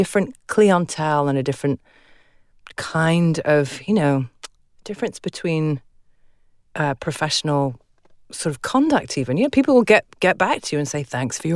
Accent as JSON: {"language": "English", "country": "United Kingdom", "also_born_or_lived": "Scotland", "said": "I'm a Brit"}